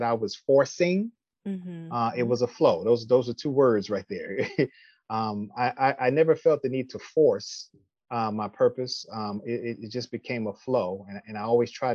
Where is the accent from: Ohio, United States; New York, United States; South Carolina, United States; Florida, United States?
New York, United States; New York City; moved away as an adult; also born or lived in Syracuse, New York; now in Austell, Georgia, United States; I'm originally from Brooklyn, New York